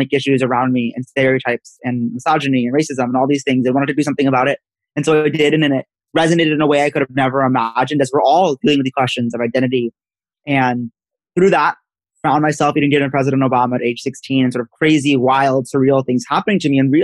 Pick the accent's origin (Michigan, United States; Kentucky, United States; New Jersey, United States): New Jersey, United States; Princeton; I'm from Princeton, New Jersey, where I am right now